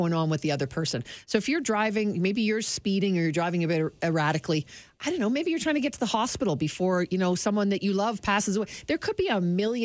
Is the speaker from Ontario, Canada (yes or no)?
yes; Toronto, Ontario, Canada; moved away; I'm from Toronto. My family's there